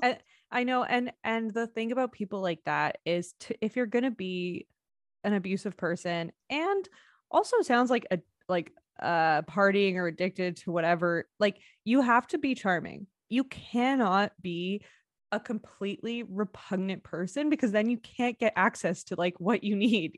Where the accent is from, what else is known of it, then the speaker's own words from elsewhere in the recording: Canada; our fellow Canadian brethren